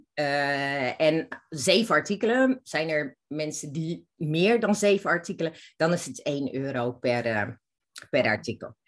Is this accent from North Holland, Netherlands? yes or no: no; Zwolle, Overijssel, Netherlands; moved away as an adult; now in Amsterdam, Netherlands; ik kom oorspronkelijk uit Zwolle en heb daar toen alles achtergelaten